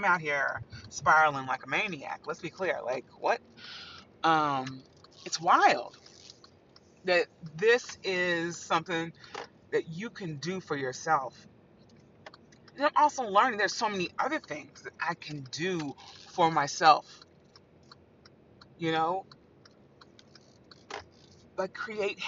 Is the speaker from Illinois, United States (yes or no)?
no; Evansville, Indiana, United States; moved away as an adult; also born or lived in Huntsville; now in New York City, United States; I grew up in Evansville